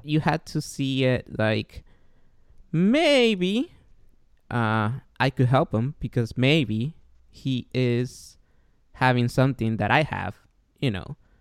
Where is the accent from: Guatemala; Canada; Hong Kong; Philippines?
Guatemala; now in United States; I'm from Guatemala